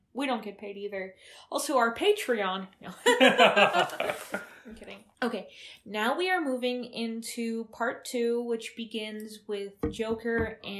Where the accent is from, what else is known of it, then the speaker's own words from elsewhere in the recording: Wausau, Wisconsin, United States; We grew up in Wausau, who took a lot of refugees, like a lot of Laotian refugees.